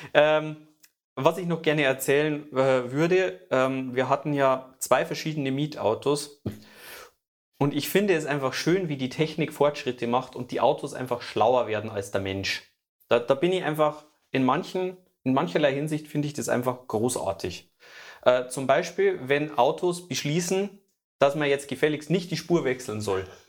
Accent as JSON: {"language": "German", "country": "Germany", "said": "ich bin Deutscher"}